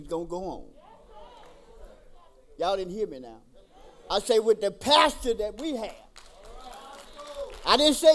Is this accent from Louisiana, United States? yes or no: yes; Tallulah, Louisiana, United States; moved away as an adult; also born or lived in Mississippi; I'm originally born and raised in Tallulah, Louisiana. When I got out of the military, I moved to Mississippi